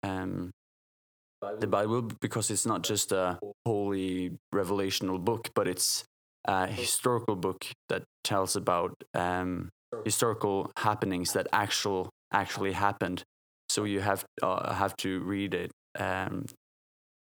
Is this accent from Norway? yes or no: yes; Bergen, Vestland, Norway; I come from Bergen, from a Christian family, grew up Christian and still Christian